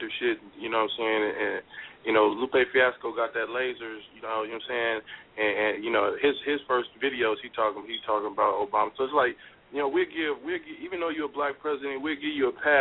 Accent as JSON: {"language": "English", "town": "Oakland", "region": "California", "country": "United States", "tie": "born or raised there", "said": "I grew up in East Oakland, and we had Boys and Girls Club"}